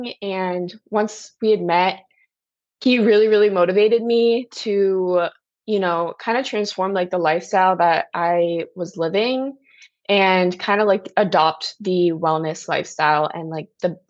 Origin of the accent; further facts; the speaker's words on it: New Jersey, United States; now in Virginia, United States; I'm originally from New Jersey